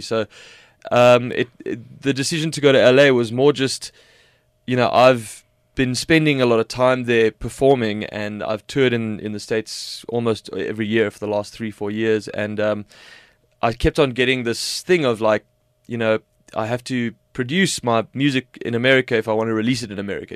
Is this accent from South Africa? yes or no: yes; South Africa; being South African